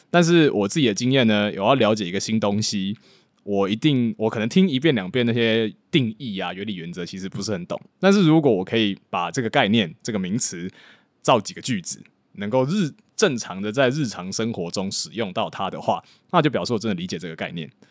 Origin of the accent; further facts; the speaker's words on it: Taiwan; moved away as an adult; now in Hong Kong; 我是一个在台湾土生土长，然后大学之后到香港读资讯管理，然后之后毕业之后在香港科技业工作的一个台湾人